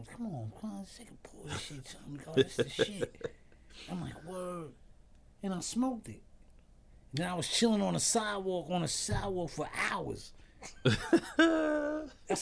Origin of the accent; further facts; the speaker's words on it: New York City, New York, United States; I'm from Stapleton Projects